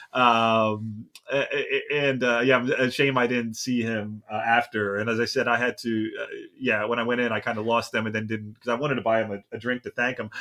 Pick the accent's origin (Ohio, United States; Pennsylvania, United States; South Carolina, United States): Pennsylvania, United States; Philadelphia; also born or lived in New York City / Washington, D.C. area; now in Los Angeles, United States; I'm from the East Coast. I also, uh, uh, from Philadelphia